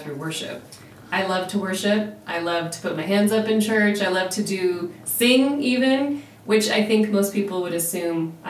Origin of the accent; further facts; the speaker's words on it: Southwest, United States; growing up in the Southwest, you just don't dress up for much.